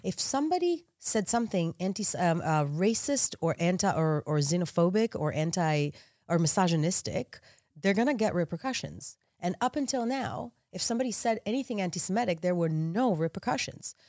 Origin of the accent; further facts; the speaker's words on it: Israel; now in United States; I'm Israeli American. I was born, born and raised in Israel.